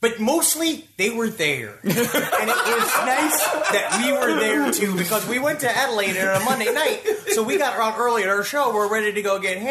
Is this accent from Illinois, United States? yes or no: no; New York, United States; growing up in New York